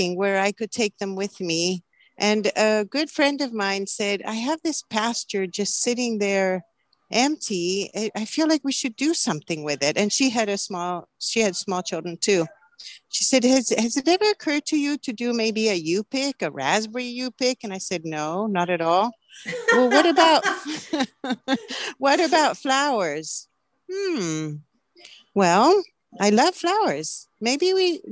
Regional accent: Santiago, Santiago Metropolitan Region, Chile; now in Oregon, United States; I grew up in Chile, in Santiago, Chile

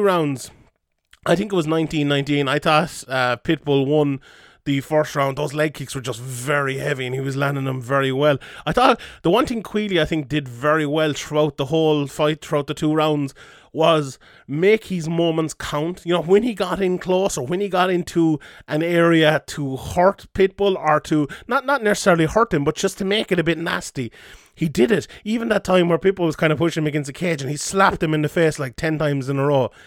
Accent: Ireland; we're an Irish M M A podcast

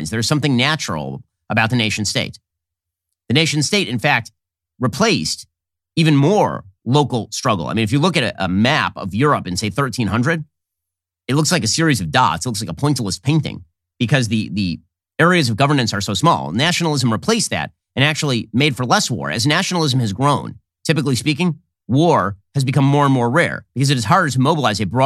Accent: Florida, United States; I'm, I'm from Florida.

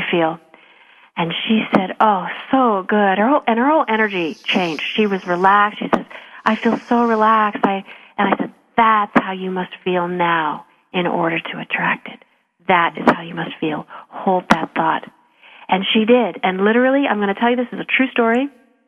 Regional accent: Calgary, Alberta, Canada; I'm from Calgary

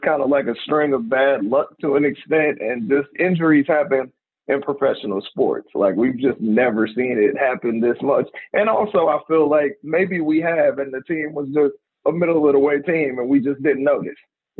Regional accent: Oakland, California, United States; I'm from Oakland and I'm a Warriors fan

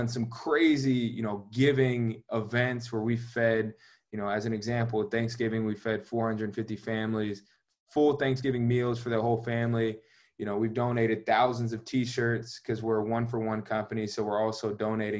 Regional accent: Georgia, United States; moved away; I'm from Georgia

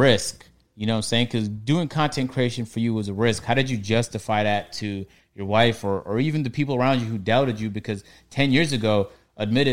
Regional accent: Markham, Ontario, Canada; moved away; I grew up in Markham

